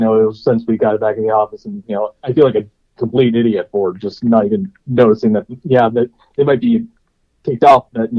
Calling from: Ohio, United States

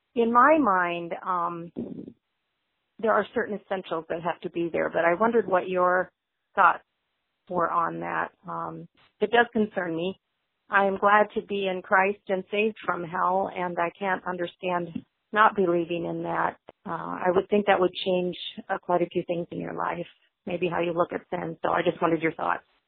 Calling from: Spring Lake, Michigan, United States; I'm calling from Spring Lake, Michigan

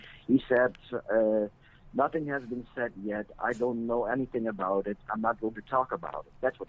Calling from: Netherlands; I'm calling all the way from the Netherlands. Actually, I'm calling way overseas.

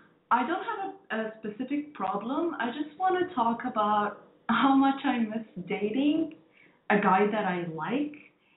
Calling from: Bahrain

